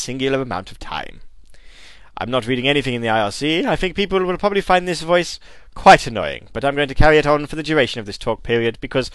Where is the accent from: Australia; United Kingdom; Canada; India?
United Kingdom; I'm British